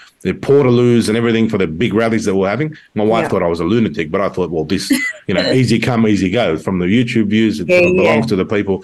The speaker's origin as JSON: {"language": "English", "country": "Australia", "tie": "born or raised there", "said": "I'm a patriot of Australia. I was born here"}